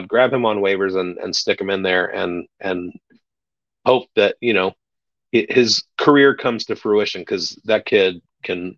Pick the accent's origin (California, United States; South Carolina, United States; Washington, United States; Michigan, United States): California, United States; Davis; My hometown school, UC Davis.